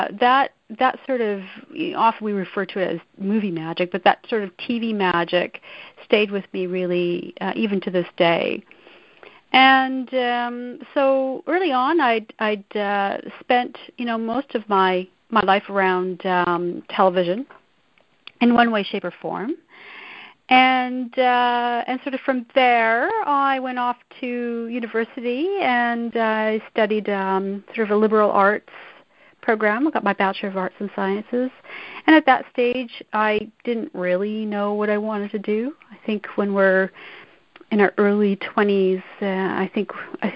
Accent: Saskatchewan, Canada; I'm a prairie girl. I grew up in Saskatchewan.

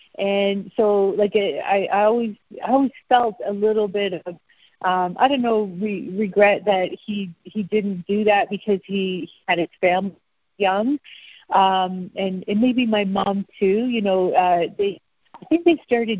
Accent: Peel region, Ontario, Canada; also born or lived in Ottawa / London, Ontario; I was born in Ottawa, and then my family lived in London, Ontario for a few years. And then by the time I was in the Peel region. So living out in the country, kind of between Milton, Georgetown, Brampton

